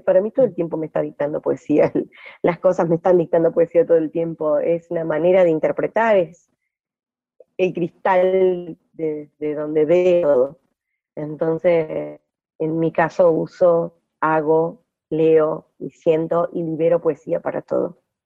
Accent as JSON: {"language": "Spanish", "town": "Gualeguay", "region": "Entre Ríos", "country": "Argentina", "tie": "born or raised there", "also_born_or_lived": "Ushuaia / Brazil / Lago Puelo", "moved": "as an adult", "lives_now": "Paraje Entre Ríos, Argentina", "said": "yo nací en Gualeguay, Entre Ríos, en el 78. Ah, viví ahí hasta eh, los 24 años"}